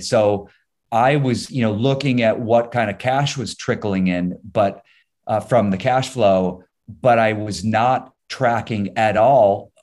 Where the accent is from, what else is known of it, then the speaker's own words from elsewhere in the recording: Ohio, United States; moved away as an adult; also born or lived in New York; now in Los Angeles, United States; Born and raised in Ohio, uh, I now live in Los Angeles